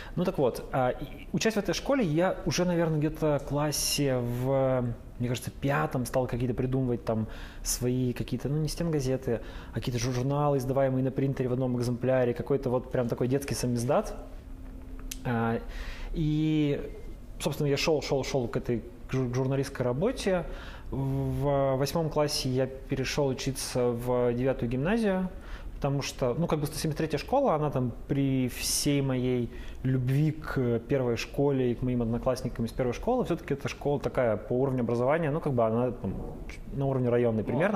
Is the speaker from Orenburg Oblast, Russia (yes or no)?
no; Yekaterinburg, Sverdlovsk Oblast, Russia; also born or lived in Kamensk-Uralsky; я практически коренной свердловчанин екатеринбуржец и живу в этом городе, ну, 32 года